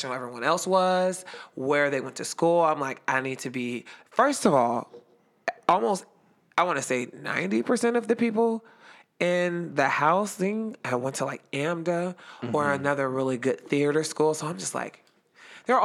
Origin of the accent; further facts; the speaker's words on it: Youngstown, Ohio, United States; I'm just from Little Yo. Oh, Youngstown, Ohio, what we call the Yo